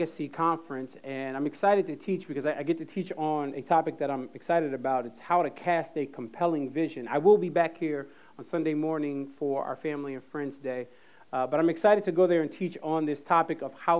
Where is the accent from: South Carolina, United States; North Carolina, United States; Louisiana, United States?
North Carolina, United States; Jacksonville; I grew up, one of the places I grew up was in Jacksonville, North Carolina.